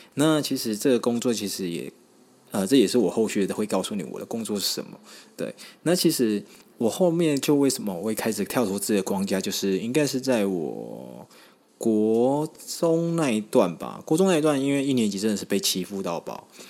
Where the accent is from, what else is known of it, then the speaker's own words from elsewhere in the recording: Taiwan; 我是从乡下上来的小朋友啦，那我是住在一个还蛮算是眷村的地方，但是很特别，我那边算是有蛮多原住民的